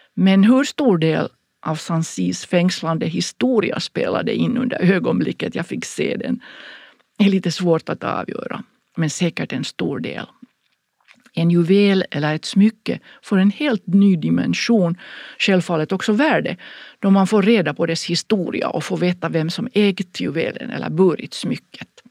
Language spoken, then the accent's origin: Swedish; Finland; hemma i Finland